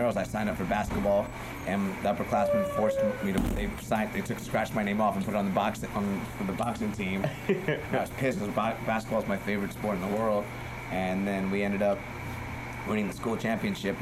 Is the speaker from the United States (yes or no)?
yes; New York City, New York, United States; also born or lived in Orange County, California / White Plains, New York; I live in Brooklyn. I grew up in Brooklyn